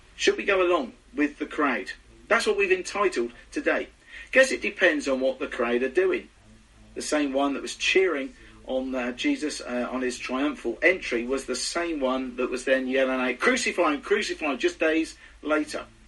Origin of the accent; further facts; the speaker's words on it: United Kingdom; Being very British